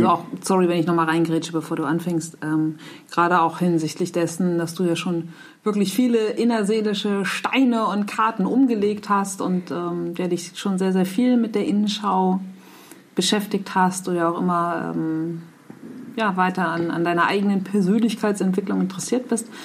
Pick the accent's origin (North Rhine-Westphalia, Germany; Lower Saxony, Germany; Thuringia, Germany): Lower Saxony, Germany; Nordheide; ich bin in der Nordheide aufgewachsen.